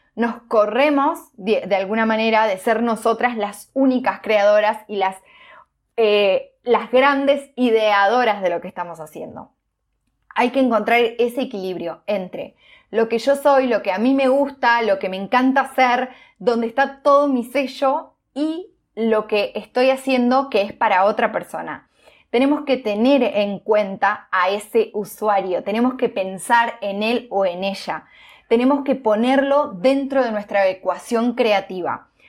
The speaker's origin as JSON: {"language": "Spanish", "town": "Villa Elisa", "region": "Entre Ríos", "country": "Argentina", "tie": "born or raised there", "moved": "yes", "said": "volví a mi ciudad natal, a Villeliza, en Entre Ríos"}